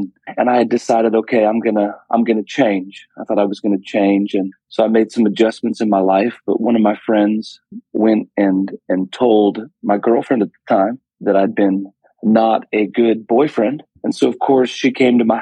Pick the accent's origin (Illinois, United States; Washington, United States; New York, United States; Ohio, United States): Washington, United States; Woodland; I grew up in a small town in Woodland, Washington